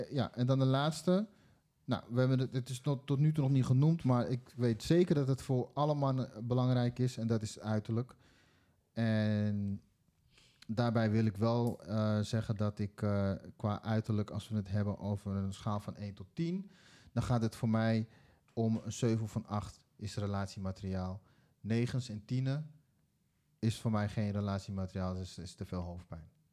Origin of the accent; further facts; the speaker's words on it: Netherlands; also born or lived in Suriname (ancestry); we zijn ook allemaal geboren in Nederland